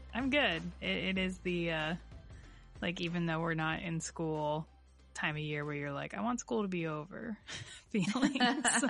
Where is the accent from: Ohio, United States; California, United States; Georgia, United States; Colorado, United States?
Ohio, United States; Warren; my hometown of Warren, Ohio